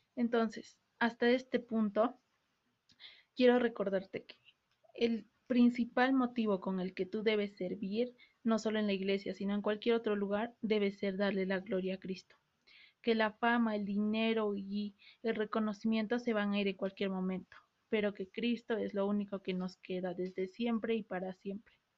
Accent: Peru; El Perú, el país de donde soy

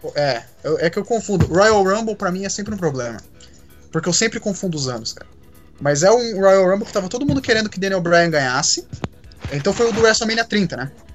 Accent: Curitiba, Paraná, Brazil; eu sou de Curitiba

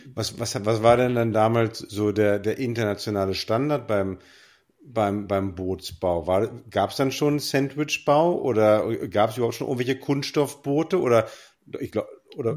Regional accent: West Germany, Germany; als Wessi

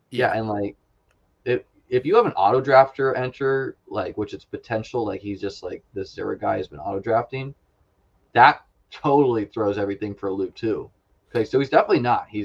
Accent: Denver, Colorado, United States; I grew up in Denver

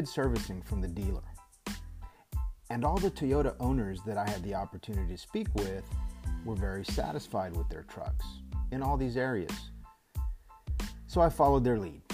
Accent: Texas, United States; my home state of Texas

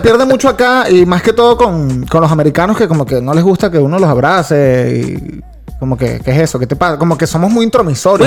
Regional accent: Valencia, Carabobo, Venezuela; moved away as an adult; now in United States; Yo soy de Valencia

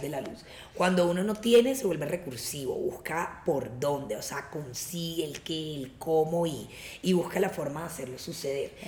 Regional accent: Cartagena, Bolívar, Colombia; yo que vengo de Cartagena

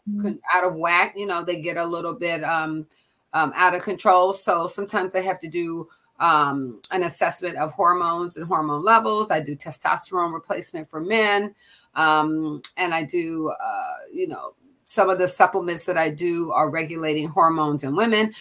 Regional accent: Seattle, Washington, United States; moved away as an adult; also born or lived in California; my family moved from Washington D.C. when I was six. I grew up in Seattle, Washington

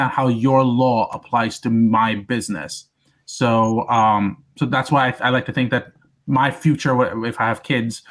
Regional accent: India; moved away; I grew up in India for the most part, for the first half of my life

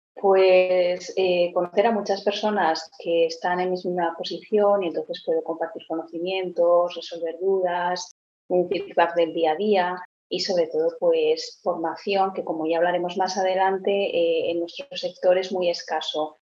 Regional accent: Pamplona, Navarre, Spain; también soy de Pamplona

